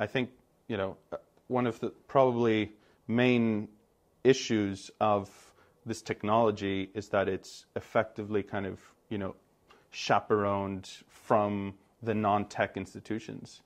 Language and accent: English; Greece; moved away as an adult; also born or lived in United States; I emerged Greek, and I went off to the U S, where I studied economics